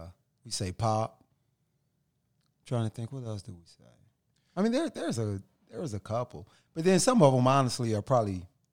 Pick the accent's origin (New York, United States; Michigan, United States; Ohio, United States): Ohio, United States; now in Phoenix, United States; I'm from Ohio, by the way